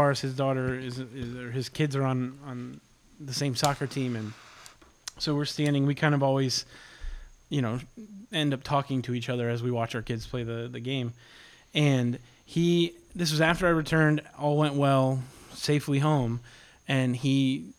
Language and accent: English; United States; I'm an American.